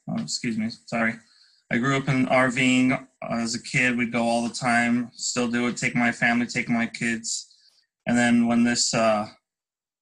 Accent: Salt Lake City, Utah, United States; I'm from Salt Lake City, Utah, a local business owner

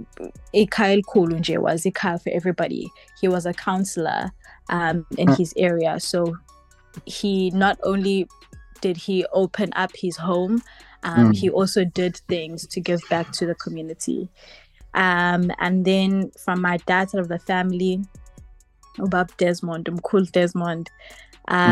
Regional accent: Durban, KwaZulu-Natal, South Africa; also born or lived in Amanzimtoti; I'm from Durban. I reside in Amanzimtoti

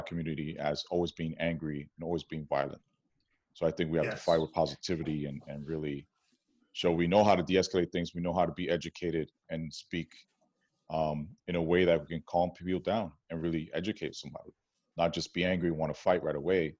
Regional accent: New York City, New York, United States; moved away as an adult; now in Oakland, United States; growing up in New York City, Washington Heights, predominantly Dominican and Jewish neighborhood

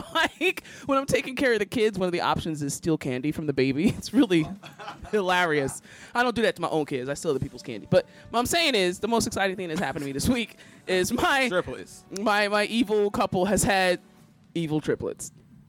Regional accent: Philadelphia, Pennsylvania, United States; Like, I'm not angry, I'm just from Philly.

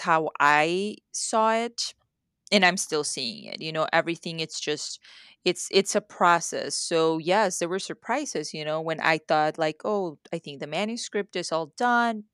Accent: Mexico; first language Spanish; English is a second language; moved away; I grew up in Mexico

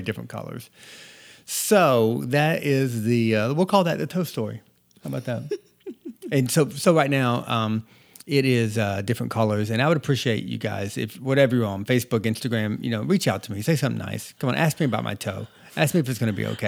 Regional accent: North Georgia, United States; moved away; I was born and raised in North Georgia

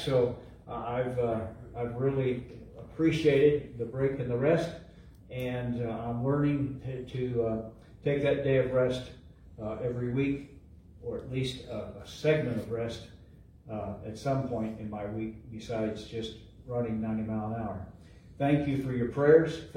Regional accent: Eastern Ohio, United States; now in Missouri, United States; I grew up in Ohio, Eastern Ohio

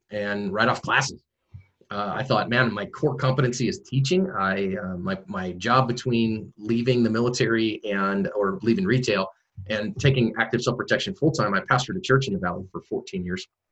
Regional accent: San Francisco Bay Area, California, United States; moved away as an adult; also born or lived in Oregon; I'm originally from the San Francisco Bay Area

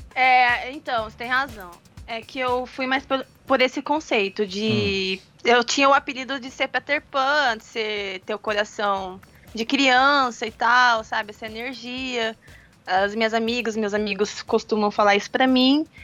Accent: Campo Grande, Mato Grosso do Sul, Brazil; nasci aqui em Campo Grande. Uhum. É e nunca saí daqui

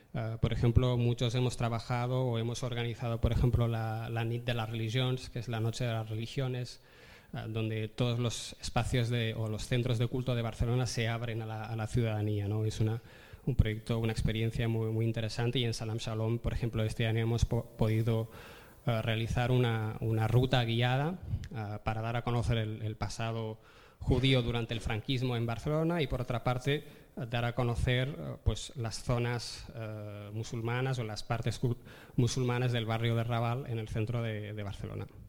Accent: Tetouan, Tanger-Tetouan-Al Hoceima, Morocco; now in Spain; me crié eh, en Marruecos, he vivido toda mi vida en Marruecos y he tenido vecinos que eran judíos viviendo en la misma avenida, en, Tetuán, en el norte de Marruecos

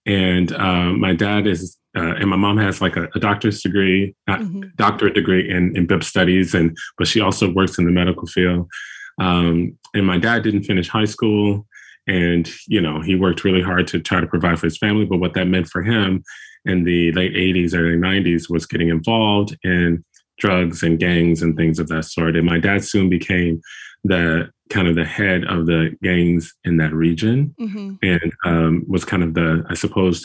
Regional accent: Chicago, Illinois, United States; moved away as an adult; now in Newton, United States; We're originally from Chicago, Chicago

